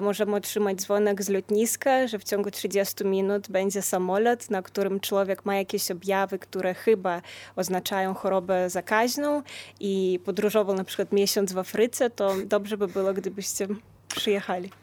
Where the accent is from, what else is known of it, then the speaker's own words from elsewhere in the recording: Lithuania; u nas na Litwie